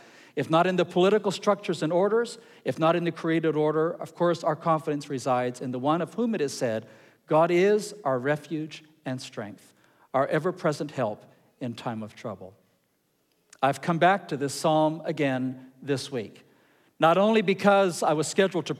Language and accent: English; Ecuador; Now, I grew up in Ecuador. I grew up in Latin America. And we had earthquakes all the time.